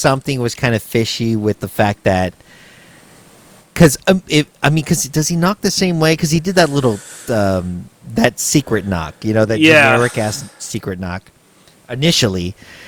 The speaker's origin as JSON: {"language": "English", "region": "Texas", "country": "United States", "tie": "born or raised there", "said": "Growing up in Texas"}